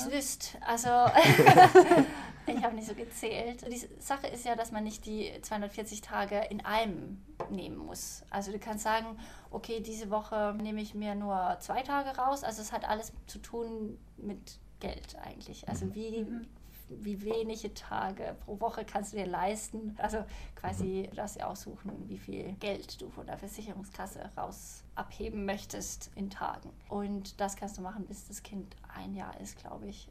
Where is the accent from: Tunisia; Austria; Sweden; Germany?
Sweden; also born or lived in Malmö / Stockholm; als Schwedin